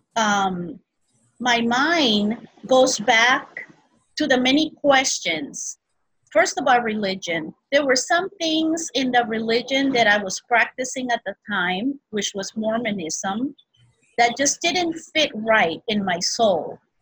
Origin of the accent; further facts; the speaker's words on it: Peru; also born or lived in Brazil; now in Hawaii, United States; I was born in Brazil and I was raised in Peru